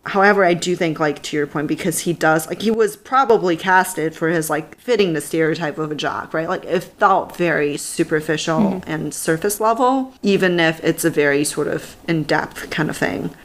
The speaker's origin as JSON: {"language": "English", "country": "Canada", "moved": "yes", "lives_now": "Silicon Valley, United States", "said": "I'm a Canadian"}